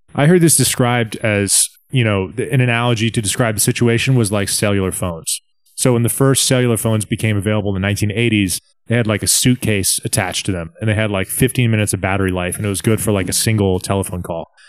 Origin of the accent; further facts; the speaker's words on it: hometown where FinCEN is located, Virginia, United States; moved away; FinCEN, which is the financial crimes, um, department, I guess, which is actually coincidentally in my hometown